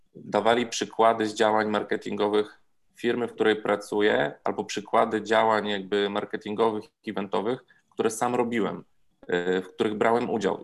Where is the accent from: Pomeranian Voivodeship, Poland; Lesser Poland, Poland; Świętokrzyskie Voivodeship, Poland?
Lesser Poland, Poland; Zakopane; moved away as an adult; also born or lived in Warsaw; jestem zakopiańczykiem i udało mi się nakłonić że do przeprowadzki tutaj, do powrotu do rodzinnego miasta